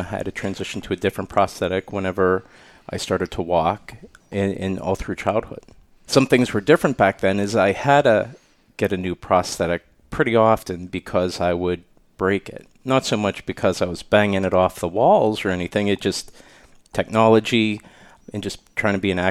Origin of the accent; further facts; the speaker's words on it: Pittsburgh, Pennsylvania, United States; I grew up outside of Pittsburgh